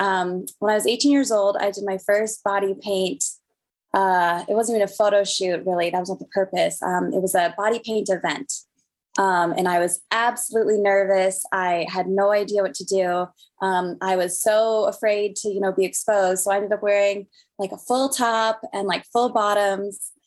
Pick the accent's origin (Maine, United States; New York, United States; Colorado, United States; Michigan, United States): Colorado, United States; Denver; I'm from Denver, Colorado, born and raised